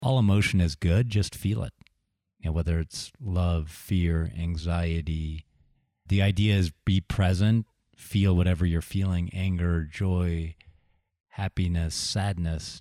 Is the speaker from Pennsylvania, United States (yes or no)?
yes; Sewickley, Pennsylvania, United States; moved away; also born or lived in Silicon Valley / Deerfield, Illinois; I grew up near Pittsburgh